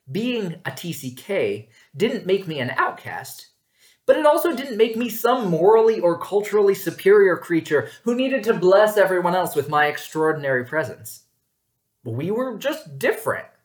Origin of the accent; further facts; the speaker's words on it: New York, United States; born there; I told them I was from New York State which was sufficiently true since I'd been born there and spent the summer before college there.